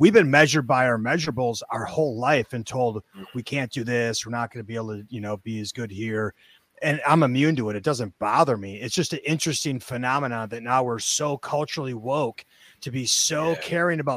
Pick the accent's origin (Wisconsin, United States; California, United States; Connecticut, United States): Wisconsin, United States; Milwaukee; I grew up in Milwaukee.